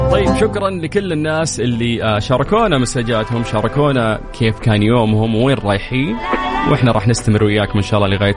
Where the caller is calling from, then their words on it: Jordan; من الاردن متابعك بقوه